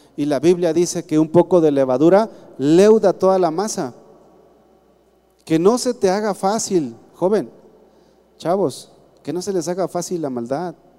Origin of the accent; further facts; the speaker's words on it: Mexico; yo soy cristiano y después mexicano.